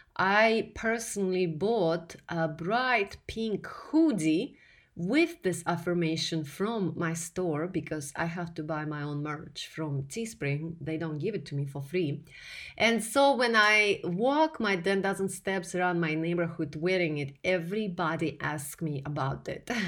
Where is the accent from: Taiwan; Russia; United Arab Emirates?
Russia; English is a second language; moved away as an adult; now in United States; here in America, where I came from Russia as a male ordered bride in 2008